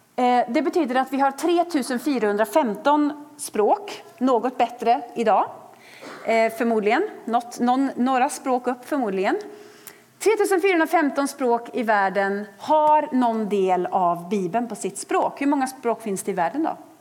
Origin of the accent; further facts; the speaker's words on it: Sweden; För oss som är svenskar